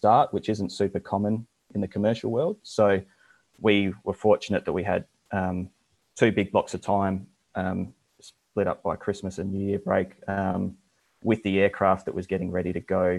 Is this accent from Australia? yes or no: yes; Adelaide, South Australia, Australia; I'm from Australia, originally from Adelaide, which is central South Australia